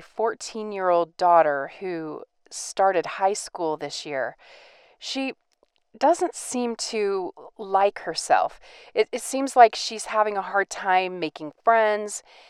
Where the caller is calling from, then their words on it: Boston, Massachusetts, United States; I'm calling from Boston, Massachusetts